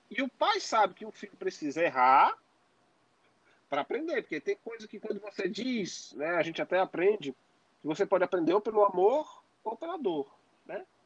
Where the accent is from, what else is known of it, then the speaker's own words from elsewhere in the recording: Northeast Region, Brazil; especialmente nós que temos ascendência nordestina, somos nordestinos, né